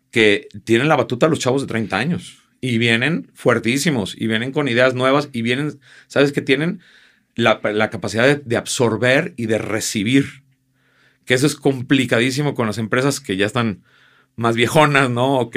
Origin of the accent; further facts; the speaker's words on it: Guadalajara, Jalisco, Mexico; los tapatíos, yo soy tapatío de corazón y amo Guadalajara